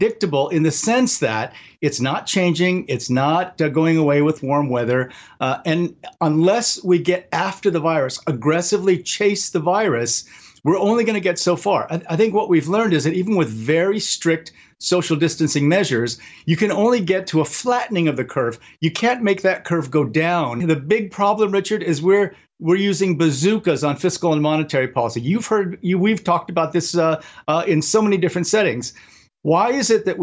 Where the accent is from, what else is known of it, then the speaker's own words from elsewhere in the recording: South Korea; moved away; I was born in Korea